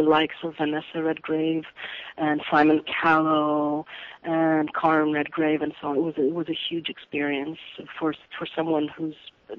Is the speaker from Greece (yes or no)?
yes; Greece; also born or lived in Zurich, Switzerland / London; I've lived here most of my life since the age of six